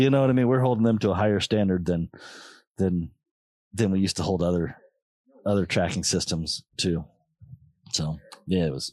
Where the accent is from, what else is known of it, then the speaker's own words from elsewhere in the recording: Colorado Springs, Colorado, United States; I was born in Colorado Springs, so that mountain was always right there